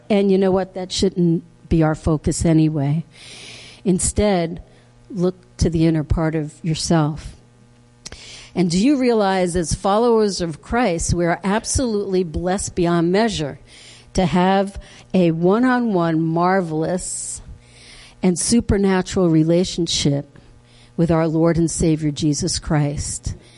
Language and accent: English; Harrison, New York, United States; I grew up in Harrison, New York, way back.